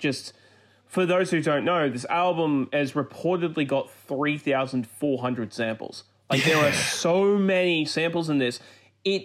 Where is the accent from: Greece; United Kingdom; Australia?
Australia; I am Australian.